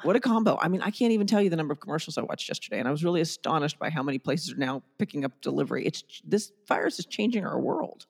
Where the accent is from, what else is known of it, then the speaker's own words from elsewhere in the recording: Germany; moved away; I grew up in Germany and I was topless on the beach at sixteen